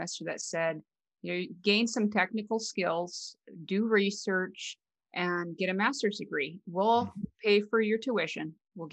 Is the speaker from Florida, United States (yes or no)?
no; Western North Dakota, United States; moved away as an adult; also born or lived in Fargo, North Dakota; I'm from a very small town in Western North Dakota, and I didn't grow up on a farm, but it was very rural type community.